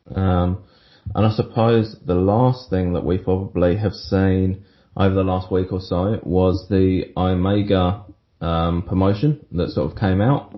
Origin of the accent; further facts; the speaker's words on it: England, United Kingdom; I'm English